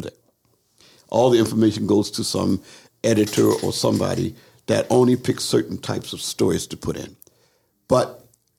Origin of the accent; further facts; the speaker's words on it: Philadelphia, Pennsylvania, United States; I was raised in Philly